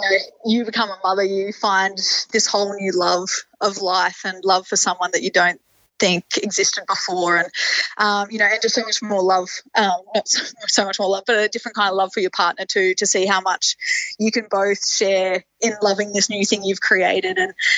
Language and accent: English; Roma, Queensland, Australia; So I guess my journey started in Roma. And, I grew up in a family that loved all kind of sports.